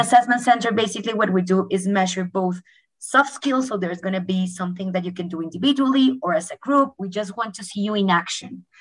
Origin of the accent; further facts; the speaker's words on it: Colombia; moved away; I'm originally from Colombia